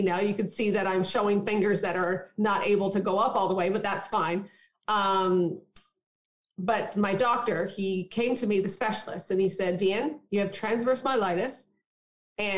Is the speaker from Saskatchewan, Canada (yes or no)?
no; Newfoundland and Labrador, Canada; I was born and raised in Newfoundland.